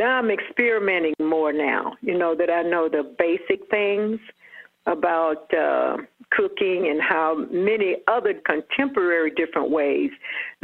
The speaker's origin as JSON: {"language": "English", "town": "Atlanta", "region": "Georgia", "country": "United States", "tie": "born or raised there", "said": "Born and raised in Atlanta"}